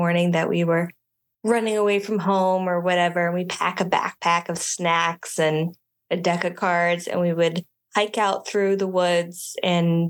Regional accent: Richmond, Virginia, United States; also born or lived in Starkville, Mississippi; I grew up in the Richmond, Virginia area, which is where I call home.

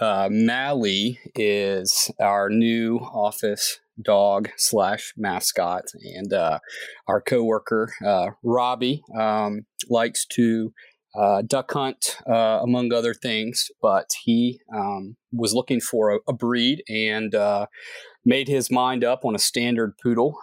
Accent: Columbia, South Carolina, United States; now in Charleston, United States; I grew up in Columbia, South Carolina

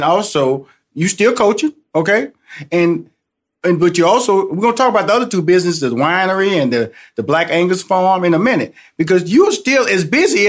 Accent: Houston, Texas, United States; I'm originally from Houston, Texas, so I got to see the trade of James Harden to Houston.

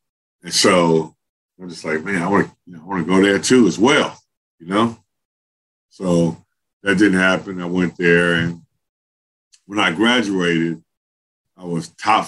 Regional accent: Los Angeles, California, United States; every other kid growing up in Los Angeles.

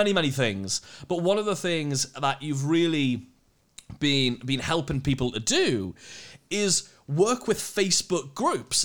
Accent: United Kingdom; We're British.

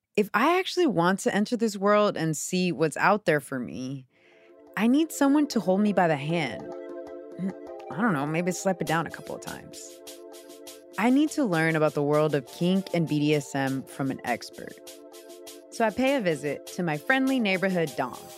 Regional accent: Houston, Texas, United States; my Pentecostal church in Houston, Texas

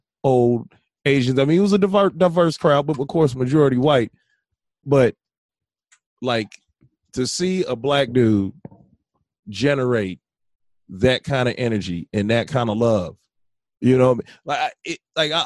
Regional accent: Merrillville, Indiana, United States; I remember growing up in Maryville, being in Indiana, Northwest Indiana

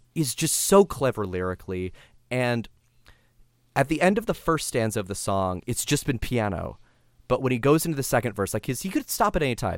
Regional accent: San Diego, California, United States; I grew up Catholic in San Diego, California

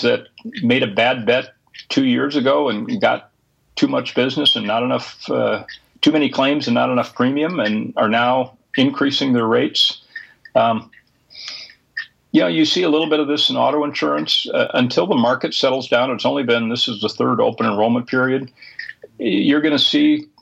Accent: Minnesota, United States; my home state of Minnesota

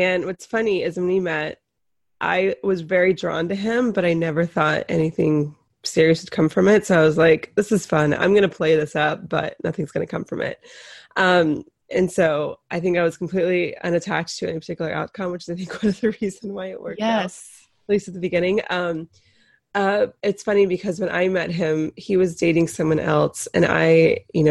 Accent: North Carolina, United States; I am from North Carolina

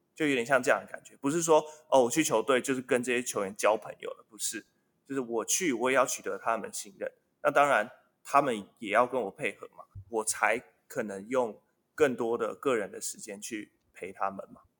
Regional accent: Taiwan; moved away as an adult; now in United States; 在我，我的家乡打球

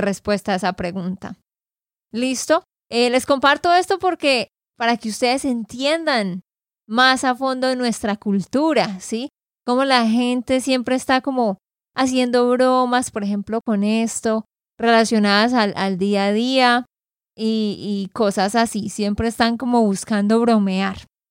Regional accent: Santander, Colombia; de Santander, Colombia

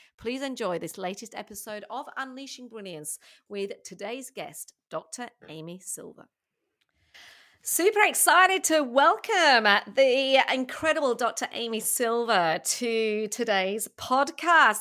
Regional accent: England, United Kingdom; now in Australia; being English myself

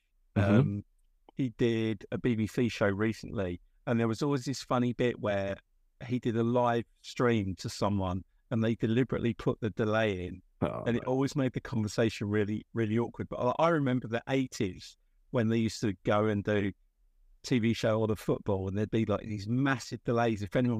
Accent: England, United Kingdom; Yeah, I'm from England.

